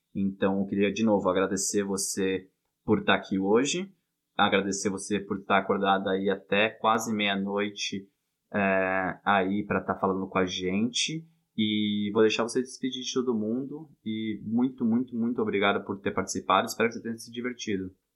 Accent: São Paulo, Brazil; moved away; eu e minha irmã, a gente nasceu em São Paulo

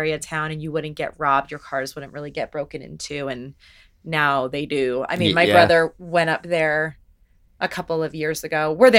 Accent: Albuquerque, New Mexico, United States; now in Denver, United States; I grew up in Albuquerque.

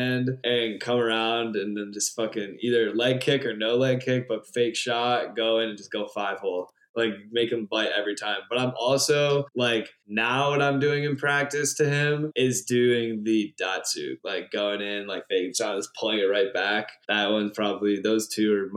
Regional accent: Rome, New York, United States; moved away; I'm from Rome, Utica area

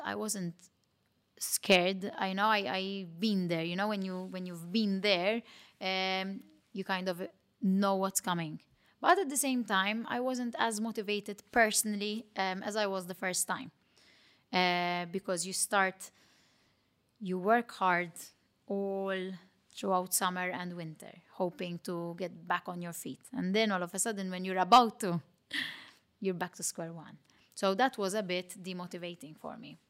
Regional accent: Malta; accent: Matab girl; my Matab girl accent

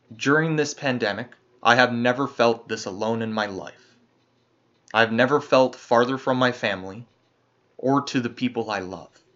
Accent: Canada; As a Canadian

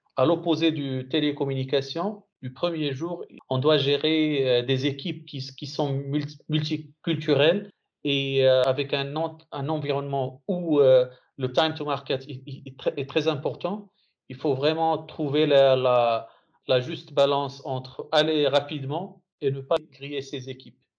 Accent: Morocco; now in Saudi Arabia; en tant que Marocain

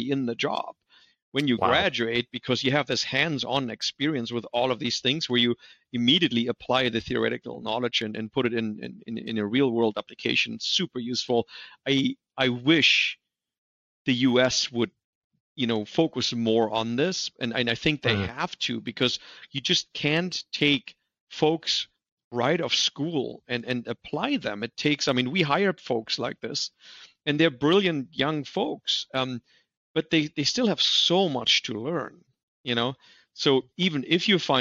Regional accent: Germany; English is a second language; moved away as an adult; also born or lived in Torrance, California; now in United States; I grew up in Germany

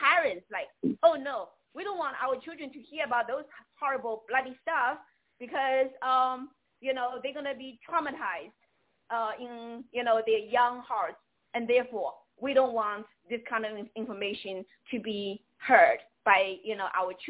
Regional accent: Seattle, Washington, United States; also born or lived in New York; So why actually I was from Seattle, why I went to New York to build my nonprofit for 18 years, and it took me 18 years to be able to come back to Washington State.

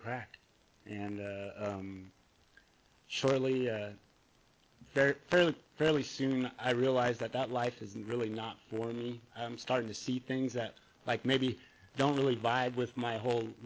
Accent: Bay Area, California, United States; also born or lived in Santa Cruz, California; now in San Clemente, United States; I grew up in the Bay Area

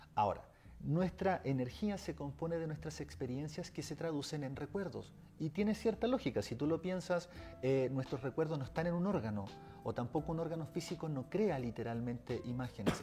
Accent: Chile; yo vengo desde Chile

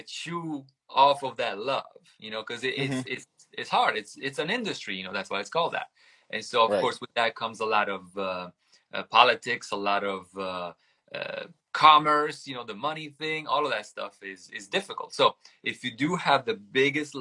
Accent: Italy; English is a second language; moved away; I grew up in Italy

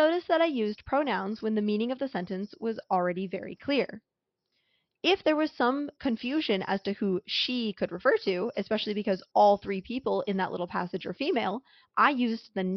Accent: west coast of the United States, United States; I, for example, grew up on the west coast of the United States

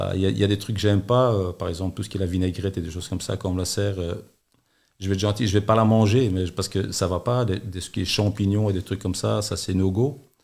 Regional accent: Antwerp, Flanders, Belgium; now in Charleroi, Belgium; en tant qu'enversois

